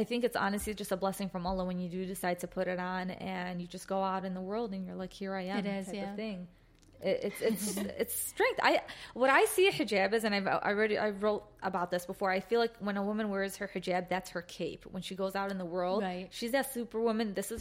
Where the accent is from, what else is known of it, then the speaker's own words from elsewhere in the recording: Chicago, Illinois, United States; we are from Chicago and we're very fortunate to be from a city that's very diverse